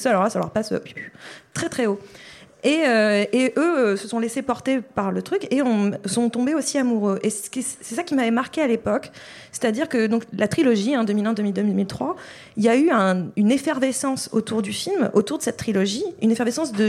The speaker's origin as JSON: {"language": "French", "region": "the North", "country": "France", "said": "je viens du Nord."}